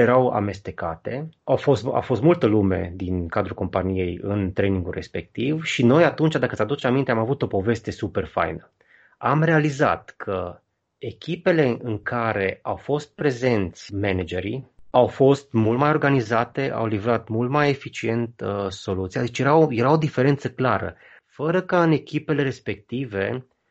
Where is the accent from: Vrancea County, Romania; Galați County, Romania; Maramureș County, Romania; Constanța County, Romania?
Maramureș County, Romania; Baia Mare; în Baia Mare, de unde sunt eu